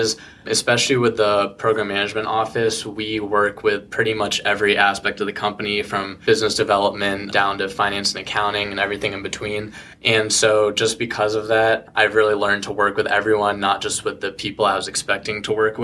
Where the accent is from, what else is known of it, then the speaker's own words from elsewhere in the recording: Arlington, Virginia, United States; also born or lived in Iowa; I grew up in Arlington. I've lived there my whole life